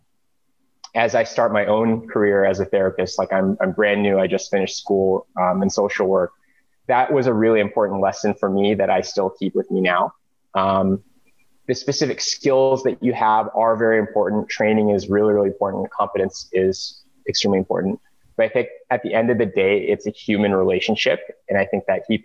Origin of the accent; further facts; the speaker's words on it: suburbs of Los Angeles, California, United States; I grew up in the suburbs of LA in a Korean immigrant family